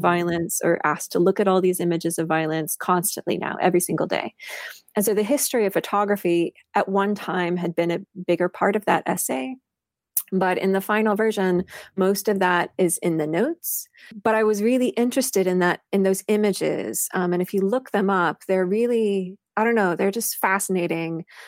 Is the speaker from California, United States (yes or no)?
no; Missouri, United States; moved away; I grew up in Missouri, in a really small farming town in north central Missouri